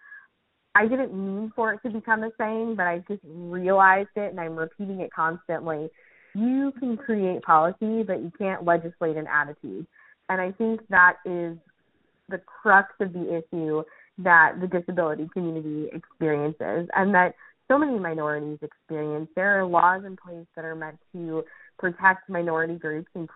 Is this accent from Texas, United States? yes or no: no; New York, United States; as a New Yorker